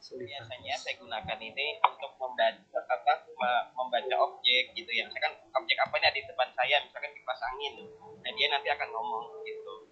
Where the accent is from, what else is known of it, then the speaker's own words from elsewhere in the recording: Jakarta, Indonesia; saya dari Jakarta.